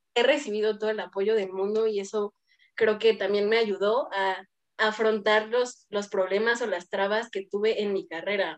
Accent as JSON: {"language": "Spanish", "town": "Toluca", "region": "State of Mexico", "country": "Mexico", "tie": "born or raised there", "said": "Soy de Toluca"}